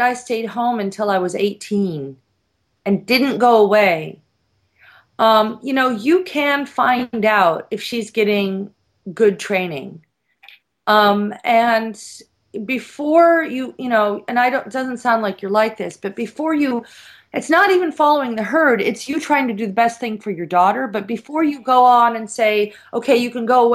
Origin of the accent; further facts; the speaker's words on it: San Diego, California, United States; moved away as an adult; also born or lived in San Francisco / Europe; I grew up in San Diego, and at 14, 15, I moved to San Francisco